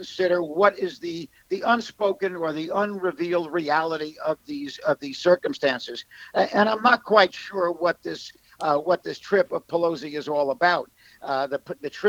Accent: New York, United States; as a New Yorker

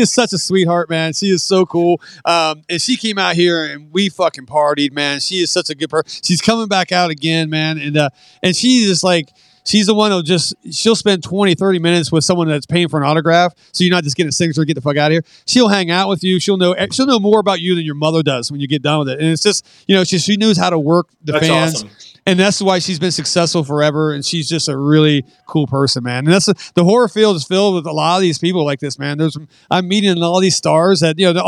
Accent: West Virginia, United States; moved away; I'm from West Virginia

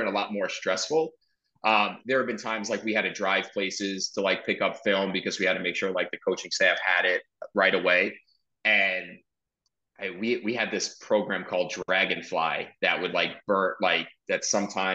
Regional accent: New York City, New York, United States; moved away as an adult; also born or lived in Amherst, Massachusetts; I'm from Brooklyn. So I got to come home.

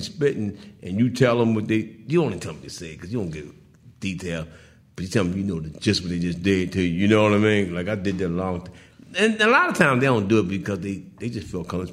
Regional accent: Baltimore, Maryland, United States; moved away; also born or lived in New York; I'm from Baltimore

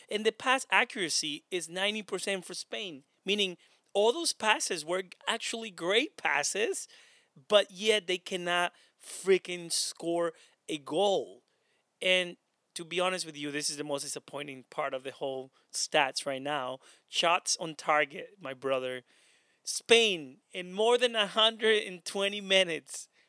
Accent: Honduras; now in United States; I'm not Spanish, by the way, I'm from Honduras

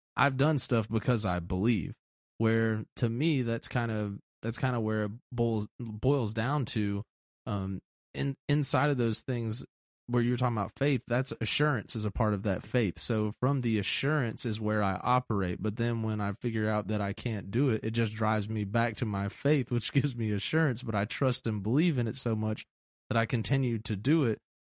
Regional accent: Atlanta, Georgia, United States; moved away; also born or lived in a small town; growing up in Atlanta in the city

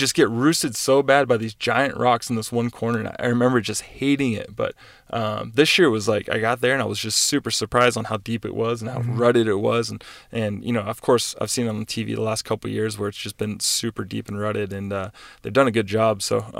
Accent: East Coast, United States; I grew up on the East Coast and I rode a lot of like sawdust tracks and sand tracks and just deep rutted, stuff.

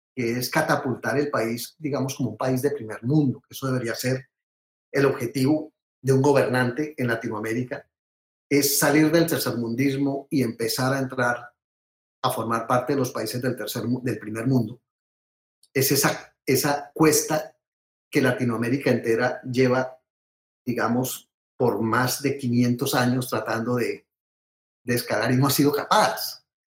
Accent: Colombia; now in United States; uno como colombiano, eh, digamos, desde lejos de la patria

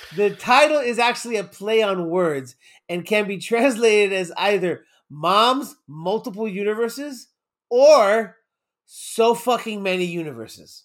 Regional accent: United States; I'm born and raised in the States

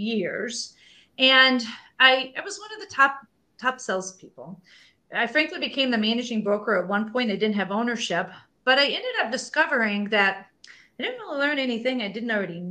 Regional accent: Indiana, United States; I grew up in a very small town in Indiana.

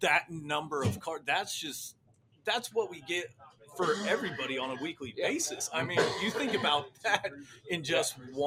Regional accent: Rooks County, Kansas, United States; It's my hometown

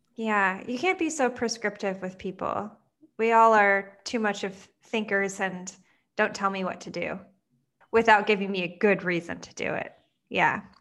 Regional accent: Midwest, United States; I grew up in the Midwest

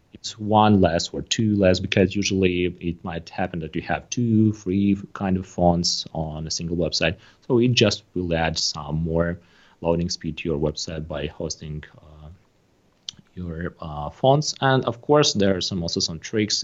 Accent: Moldova; I am personally from Moldova

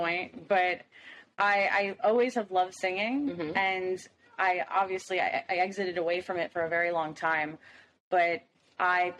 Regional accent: Miami, Florida, United States; I'm from Miami, Florida

